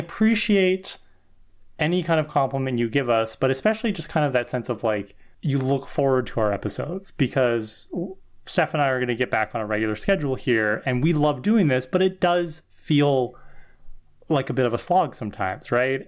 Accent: Canada; as a Canadian

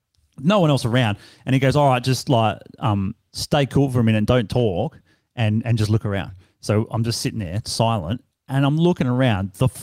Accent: Australia; And he goes, where are you from? I go, Australia.

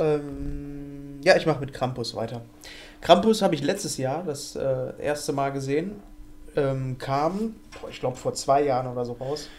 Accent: Ruhr area, North Rhine-Westphalia, Germany; bei uns im Ruhrpott

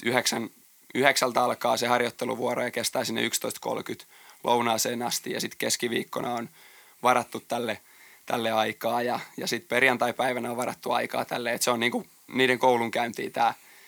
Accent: Jalasjärvi, South Ostrobothnia, Finland; moved away; mä oon Jalasjärveltä tosiaan kotosi

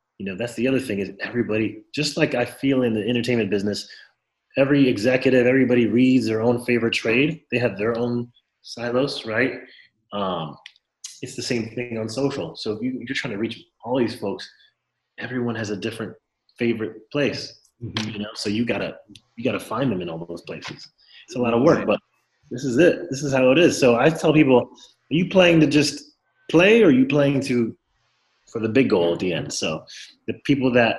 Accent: Miami, Florida, United States; I grew up in Florida, in Miami, Florida

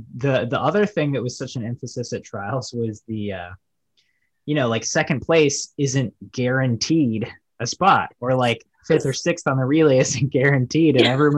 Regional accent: United States; And I think in the USA, we like kind of take it for granted, right?

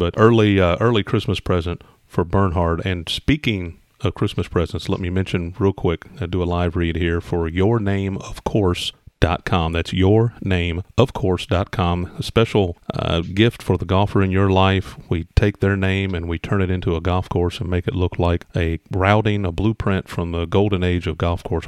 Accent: Indiana, United States; I grew up in Indiana

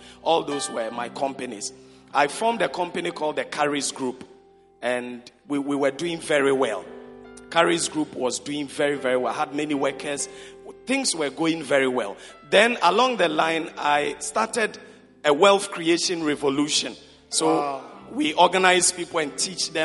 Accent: Konkonuru, Eastern Region, Ghana; moved away; My hometown is a place called Konkonuru

